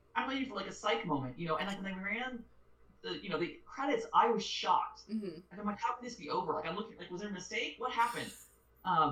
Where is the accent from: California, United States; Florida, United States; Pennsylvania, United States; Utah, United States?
Utah, United States; from Utah